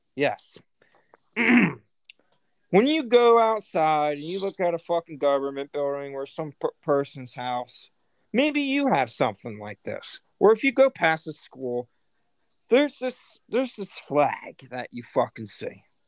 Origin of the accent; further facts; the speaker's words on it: United States; we're all American